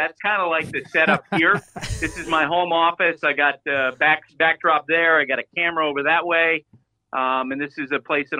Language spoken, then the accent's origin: English; Vermont, United States; as a New Englander. I grew up in Vermont.